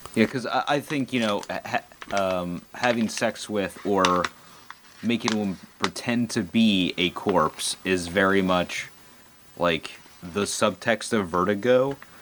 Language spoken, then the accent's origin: English; United States; being an American